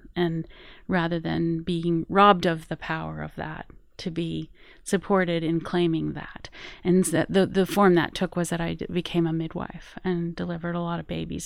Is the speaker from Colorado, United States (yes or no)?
yes; Colorado, United States; I am originally from Colorado, grew up in the Rocky Mountains